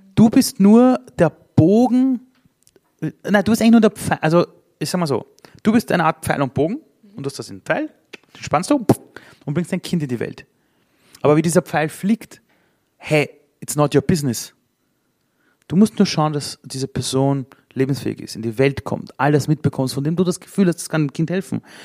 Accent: Vienna, Austria; German is a second language; ich bin in Simmering aufgewachsen, im Arbeiterbezirk in Wien

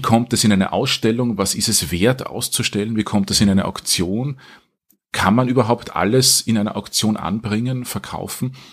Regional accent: Wiener Neustadt, Lower Austria, Austria; also born or lived in Vienna; ich bin aufgewachsen in Wiener Neustadt, aber zum Menschen geworden in Wien

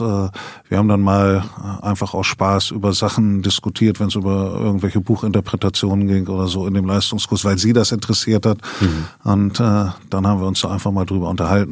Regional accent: Elze, Lower Saxony, Germany; now in Bremen, Germany; Ich bin äh, in Ehls, also in Mehle, einem Ortsteil von Ehls im Landkreis Hildesheim geboren

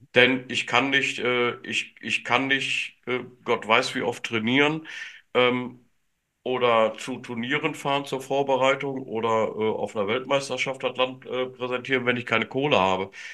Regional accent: Germany; first language German; als Deutscher und Deutschsprachiger

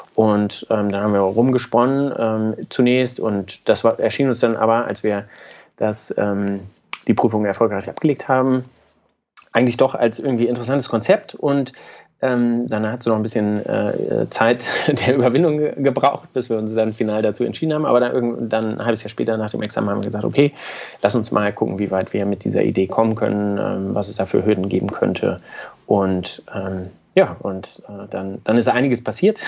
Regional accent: Braunschweig, Lower Saxony, Germany; moved away as an adult; also born or lived in Göttingen; Also ich komme aus Braunschweig, ganz unspektakulär. Ähm, Habe dann dort Abi gemacht

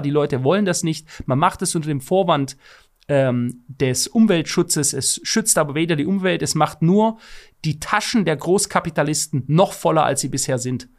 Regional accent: Stuttgart, Baden-Württemberg, Germany; ich komme aus einer Autostadt, aus der Autostadt schlechthin, Stuttgart

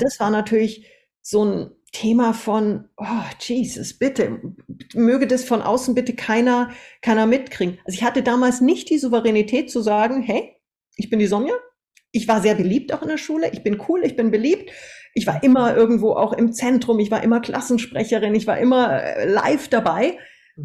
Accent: Austria; moved away as an adult; also born or lived in Munich, Germany / Singapore; wir sind dann mit acht Jahren nach Österreich ausgewandert, erstmal in ein Bergdorf

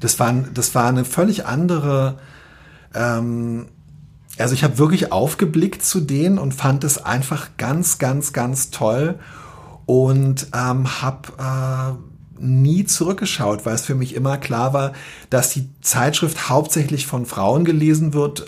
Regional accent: Berlin, Germany; moved away as an adult; now in Hamburg, Germany; Ich bin äh, in Zehlendorf in Westberlin aufgewachsen

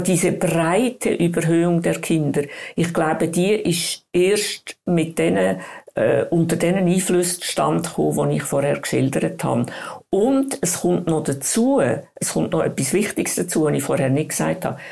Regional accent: Switzerland; bei uns in der Schweiz

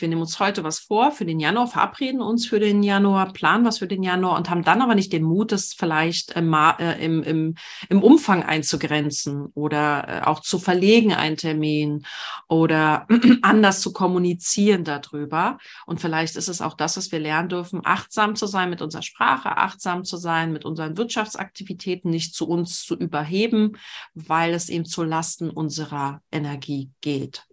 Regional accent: Berlin, Germany; als Berlinerin

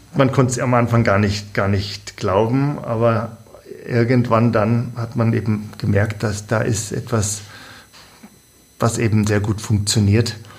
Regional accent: Bavaria, Germany; bei uns in Bayern

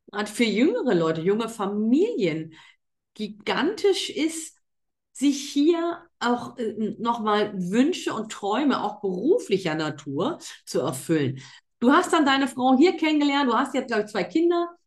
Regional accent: North Rhine-Westphalia, Germany; born there; Und ich bin gebürtig in NRW und glaub mir, da möchtest du nicht tot über den Zaun hängen.

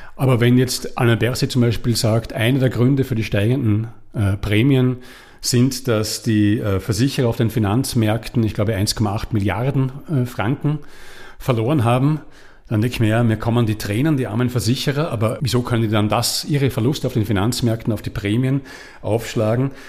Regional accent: Austria; now in Switzerland; ich komme aus Österreich

